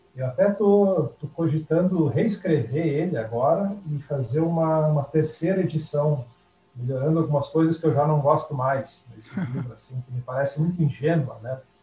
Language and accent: Portuguese; interior of Rio Grande do Sul, Brazil; a minha cidade natal, lá no interior do Rio Grande do Sul, é uma cidade que até hoje tem cerca de 4.500 habitantes.